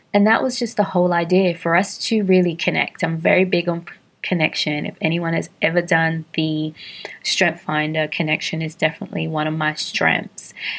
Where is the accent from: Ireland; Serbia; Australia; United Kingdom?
United Kingdom; London; moved away as an adult; now in Atlanta, United States; I was born and raised in London to Caribbean parents, and I have been living in Atlanta for the past 13 and a half years